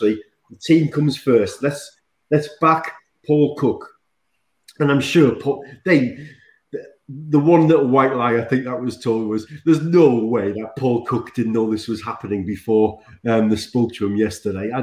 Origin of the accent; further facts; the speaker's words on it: Sunderland, North East England, United Kingdom; I come from Sunderland